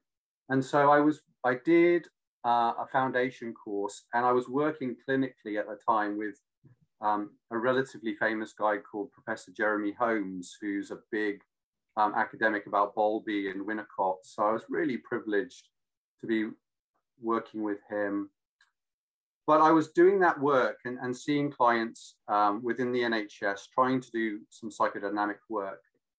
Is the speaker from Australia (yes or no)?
yes; Australia; also born or lived in London; now in Devon, United Kingdom; because I was brought up in Australia partly.